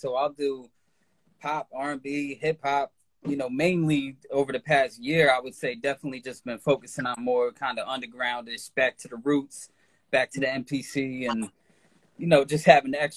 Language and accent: English; New Jersey, United States; I'm from New Jersey, New Jersey, USA